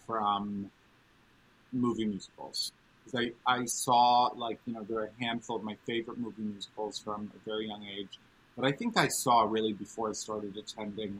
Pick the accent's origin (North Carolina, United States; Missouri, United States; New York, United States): New York, United States; New York City; growing up in New York City.